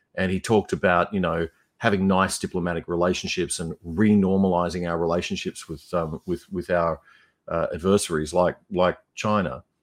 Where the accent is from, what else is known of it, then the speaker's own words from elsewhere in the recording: Brisbane, Queensland, Australia; moved away; growing up in Brisbane uh, in the 1980s